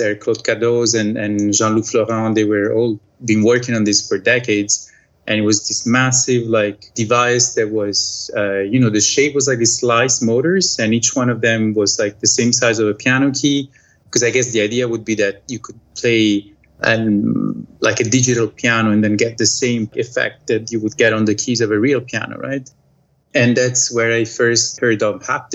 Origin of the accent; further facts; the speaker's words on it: Italy; moved away as an adult; I'm from Italy originally, but I moved away. It's going to be 11 years now